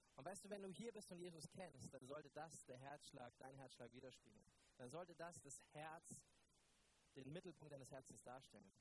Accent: Neumarkt in der Oberpfalz, Bavaria, Germany; Ich komme ja aus Neumarkt. Ich bin dort Pastor der Ecclesia und Neumarkt ist ja noch im tieferen Bayern als Franken

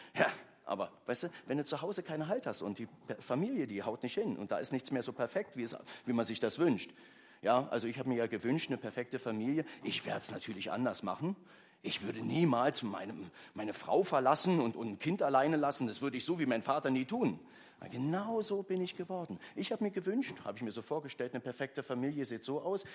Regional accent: Berlin, Germany; also born or lived in Köpenick; Also ich bin groß geworden in Ostberlin

